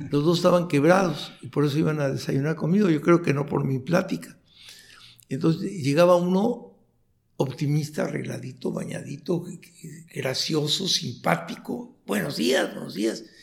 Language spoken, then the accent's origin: Spanish; Chihuahua, Mexico; born there; yo nací en Chihuahua, en, Chihuahua, un pequeño pueblo de Chihuahua, muy, un lugar minero, donde todos los mineros tienen problemas con sílice